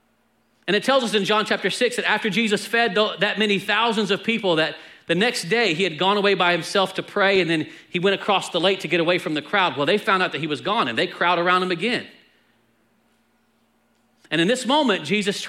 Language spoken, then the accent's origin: English; Texas, United States; I'm from Texas